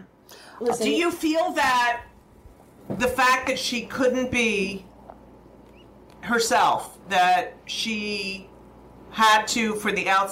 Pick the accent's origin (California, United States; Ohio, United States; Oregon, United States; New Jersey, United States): New Jersey, United States; Elizabeth; also born or lived in Newark, New Jersey; I was born in Newark